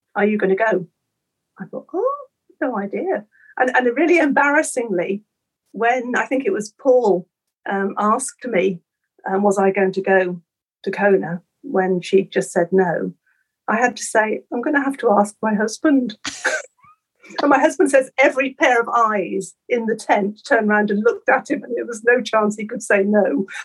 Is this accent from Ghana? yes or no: no; Norfolk, East of England, United Kingdom; I was brought up on the coast. I come from Norfolk